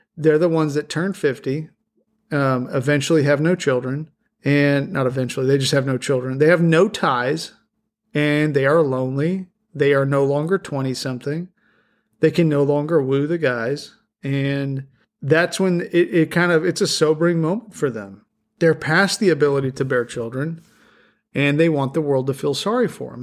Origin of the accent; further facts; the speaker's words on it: the Rockies, United States; now in Middle Tennessee, United States; I grew up in a place, I grew up in the Rockies